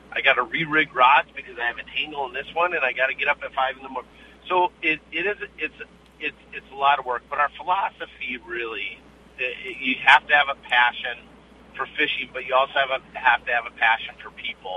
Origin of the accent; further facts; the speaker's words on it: Bemidji, Minnesota, United States; I grew up on Lake Bemidji fishing those things